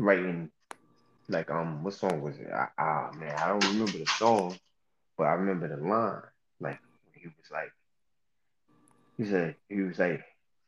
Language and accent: English; New York, United States; moved away; growing up in New York